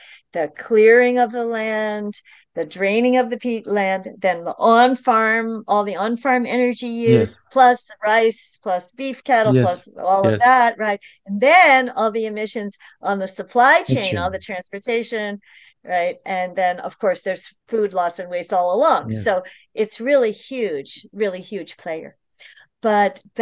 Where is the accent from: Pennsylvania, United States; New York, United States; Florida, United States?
New York, United States; I'm from the New York metropolitan region